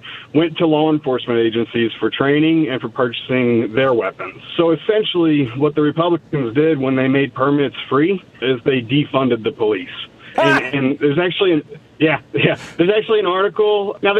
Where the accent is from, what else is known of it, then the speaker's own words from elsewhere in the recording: Indiana, United States; now in Jackson, United States; I'm originally from Indiana.